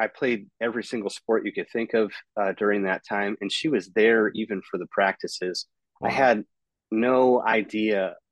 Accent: Escondido, California, United States; also born or lived in San Marcos, California; I was born in Escondido, California, really born and raised. Almost all of my life has been there

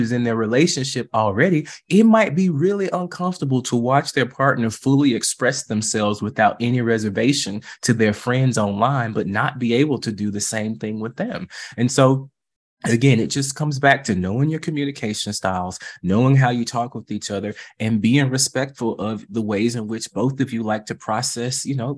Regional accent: the South, United States; And I'm from the South. You know what that means. Bless your heart.

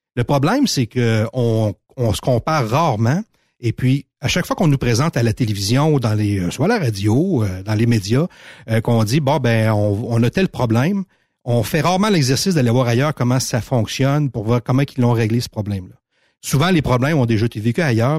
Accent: Montmagny, Quebec, Canada; j'ai grandi à Montmagny.

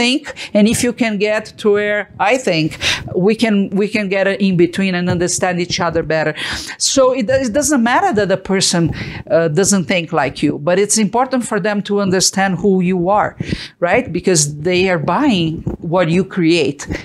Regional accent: Brazil; moved away as an adult; now in Utah, United States; I came from Brazil

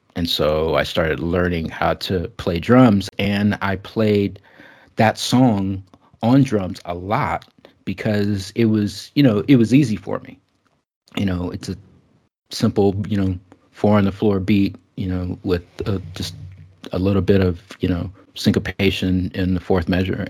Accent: Bay Area, California, United States; I grew up in the Bay Area

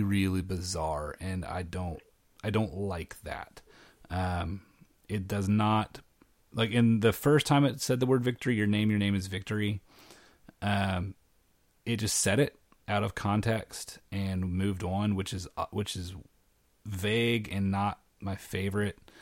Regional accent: Arkansas, United States; moved away as an adult; also born or lived in Tennessee; now in Saint Louis, United States; I grew up in Arkansas, which was right next to Oklahoma

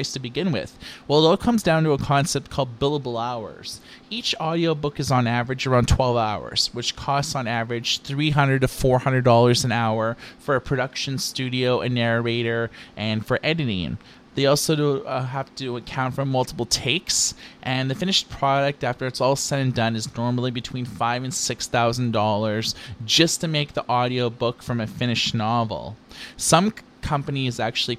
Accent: Thunder Bay, Ontario, Canada; now in Vancouver, Canada; I grew up in Ontario, though, in a small town called Thunder Bay

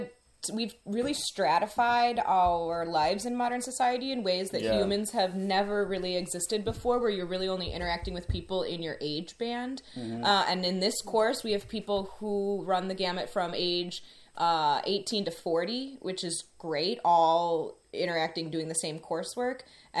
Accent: Midwest, United States; I'm from the Midwest.

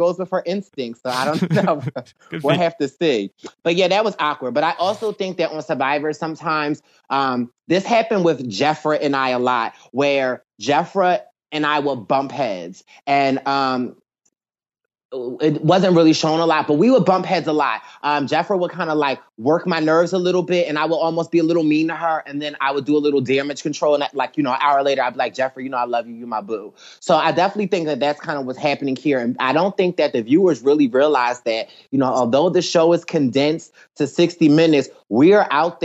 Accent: Philadelphia, Pennsylvania, United States; I'm from Philly

